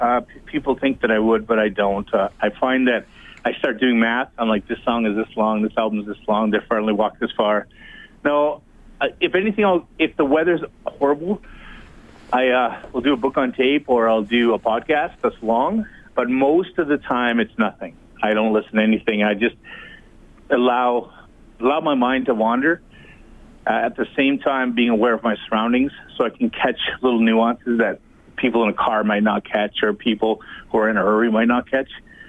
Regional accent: Western Canada, Canada; I meet many Canadians from the West, and I'm from the West

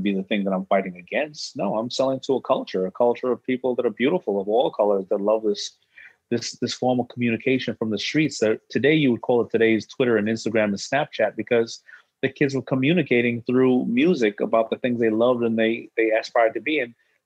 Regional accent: New York City, New York, United States; also born or lived in Brooklyn; being born in Brooklyn, growing up in Hollis, Queens with a strong mother

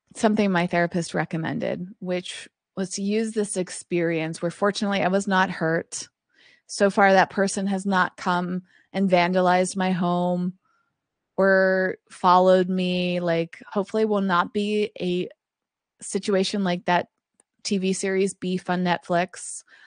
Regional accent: East Coast, United States; now in Los Angeles, United States; I grew up on the East Coast

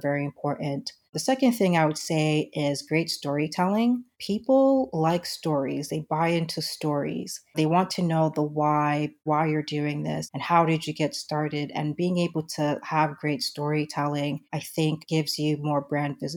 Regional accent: United States; moved away; also born or lived in Nigeria; I was born and raised in the United States

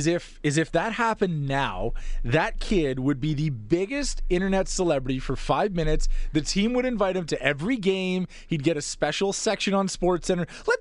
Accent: Calgary, Alberta, Canada; I grew up in Calgary.

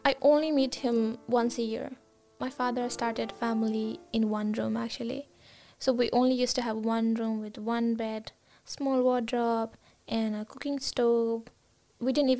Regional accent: Gorkha, Gandaki Province, Nepal; moved away as an adult; also born or lived in Kathmandu, Nepal; now in Brisbane, Australia; I grew up in Gorkha. It falls under the mountains, right? I grew up in a village.

